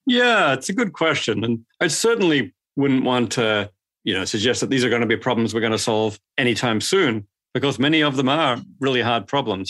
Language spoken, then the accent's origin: English; Australia; moved away; also born or lived in Sydney, Australia / Adelaide, Australia; I grew up in Sydney and Adelaide in Australia